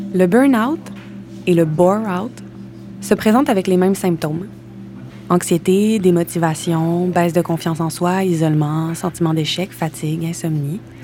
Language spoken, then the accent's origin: French; Quebec City, Quebec, Canada; moved away as an adult; also born or lived in Saint-Hyacinthe; now in Montreal, Canada; À 18 ans, j'ai quitté Québec pour aller à Sainte-Hyacinthe suivre une formation en théâtre